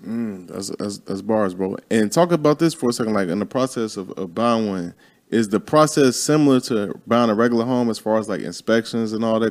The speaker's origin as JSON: {"language": "English", "town": "Chicago", "region": "Illinois", "country": "United States", "moved": "yes", "said": "I'm from Chicago."}